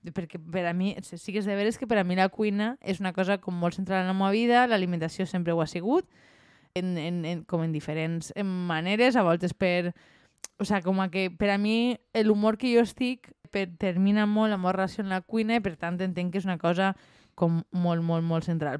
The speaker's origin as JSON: {"language": "Catalan", "area": "La Marina", "region": "Valencian Community", "country": "Spain", "said": "som de la Marina"}